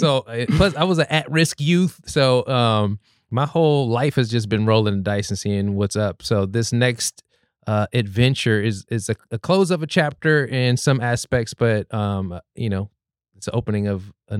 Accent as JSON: {"language": "English", "town": "Los Angeles", "region": "California", "country": "United States", "moved": "yes", "lives_now": "Portland, United States", "said": "I'm from Los Angeles originally, and I took a risk coming up here"}